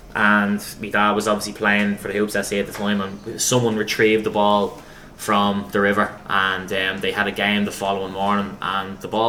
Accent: Dublin, Leinster, Ireland; my childhood in Ringsend was, you know, playing football for Cambridge and just playing football non-stop.

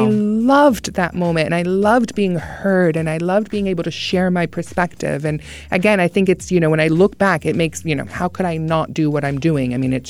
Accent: the South, United States; growing up in the South

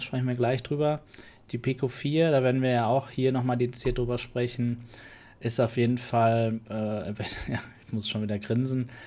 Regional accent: Germany; als Deutscher

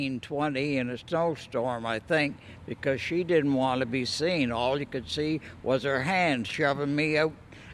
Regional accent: Parrsboro, Nova Scotia, Canada; I was born on Main Street, and I was born in that shop right on Main Street. And my mother stuck me out the back door on December the 6th, 1920, in a snowstorm

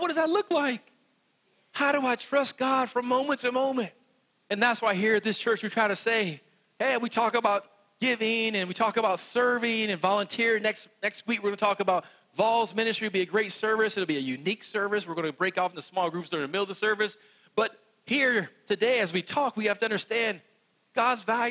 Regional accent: West Virginia, United States; I'm from West Virginia. It's not going to come out like the way it does for you all

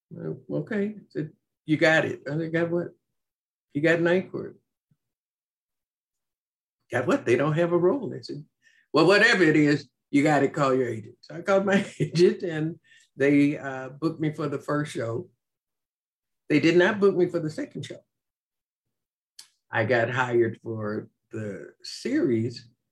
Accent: Chicago, Illinois, United States; I'm from Chicago.

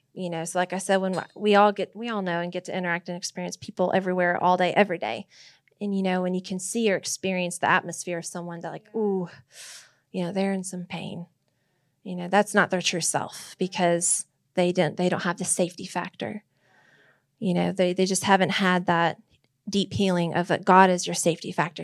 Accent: Nebraska, United States; I was born in Nebraska.

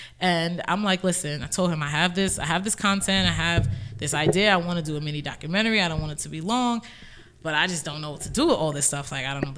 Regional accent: New York City, New York, United States; I'm from Roselle.

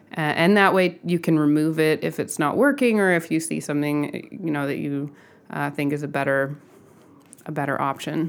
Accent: Southern California, United States; I grew up in Southern California, um, in a suburb

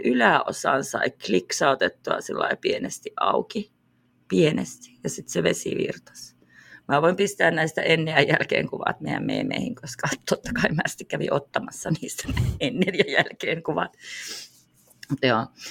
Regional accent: Finland; me ollaan Suomesta

